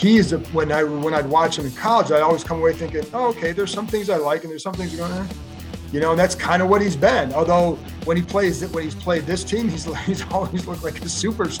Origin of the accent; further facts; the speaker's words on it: Cleveland, Ohio, United States; I grew up in Cleveland.